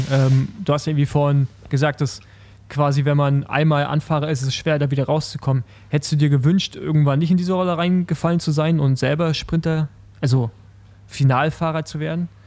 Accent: Berlin, Germany; so als Berliner war das halt so, so einfach eine Stadtrundfahrt.

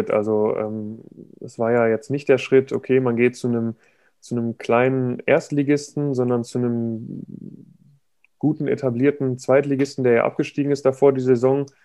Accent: Dortmund, North Rhine-Westphalia, Germany; ich komme irgendwie aus, aus Dortmund.

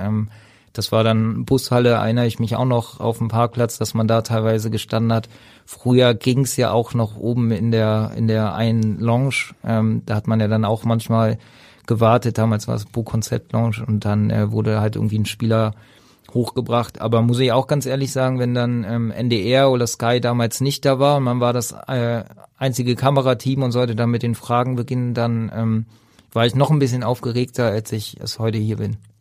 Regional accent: Berlin, Germany; moved away as an adult; now in Hamburg, Germany; Ich bin äh, ursprünglich Berliner, da geboren, da aufgewachsen und dann zum Studium nach Hamburg gegangen

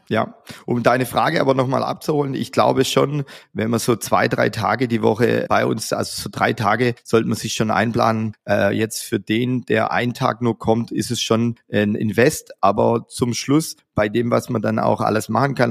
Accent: Stuttgart, Baden-Württemberg, Germany; in unserer Heimat in Stuttgart, wie man an meinem Dialekt ja hören kann

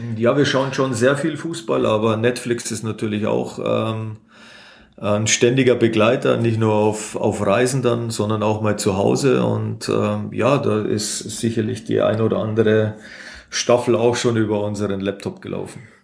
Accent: Munich, Bavaria, Germany; moved away as an adult; now in Fürth, Germany; Als Münchner

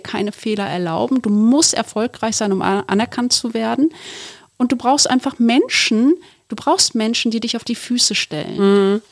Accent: Duisburg, North Rhine-Westphalia, Germany; ich komme aus Duisburg. Und dann denken wir immer so, ich meine, du bist so deutsch und ich bin so in einer türkischen Familie in Duisburg aufgewachsen

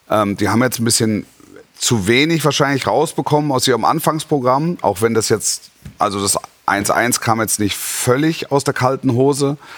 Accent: Esslingen am Neckar, Baden-Württemberg, Germany; Ich komme ja nicht von der Alp, ich komme aus Esslingen am Neckar.

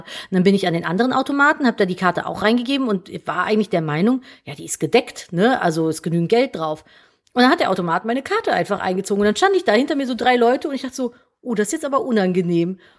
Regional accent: Cologne, North Rhine-Westphalia, Germany; Wir sind aus Köln

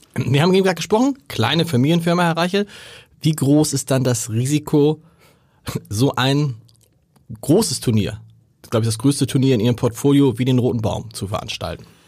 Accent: Hamburg, Germany; accent: harter Hamburger Dialekt; mein harter Hamburger Dialekt

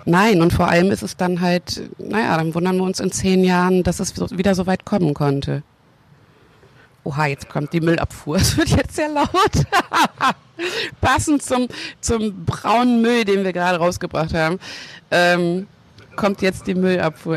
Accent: Hagen, North Rhine-Westphalia, Germany; moved away; Also ich bin in Hagen geboren worden und ähm, dann sind wir weggezogen und ich bin in, in der Pubertät sind wir nochmal nach Hagen zurückgezogen, nach Hagen-Haspe. Und da habe ich äh, dann nochmal einen Großteil meiner Jugend verbracht

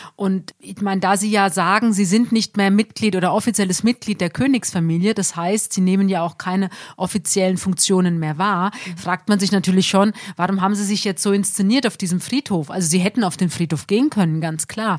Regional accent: Germany; auch bei uns in Deutschland

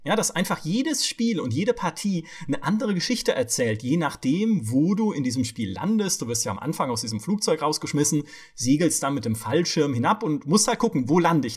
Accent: Southern Germany, Germany; moved away; ich komme aus Süddeutschland

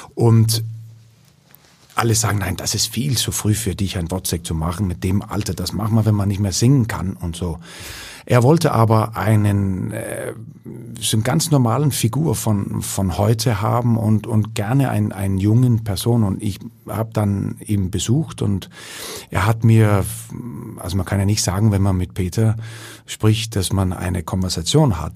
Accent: Ikast, Central Denmark Region, Denmark; German is a second language; moved away as an adult; also born or lived in Aarhus; in dieser kleinen Stadt, wo ich herkomme

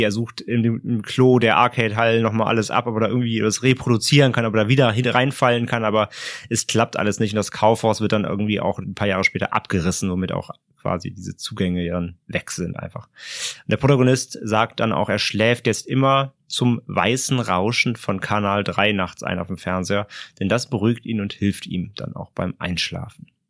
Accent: Germany

